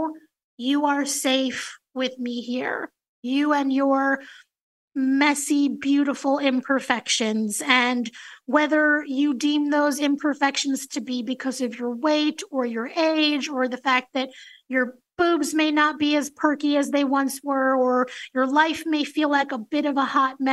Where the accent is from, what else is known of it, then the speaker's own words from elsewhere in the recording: New York City, New York, United States; that little girl growing up in New York City